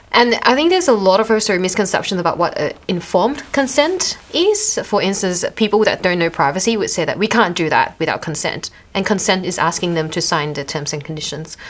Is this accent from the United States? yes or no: no; Australia; accent: Australian; my Australian accent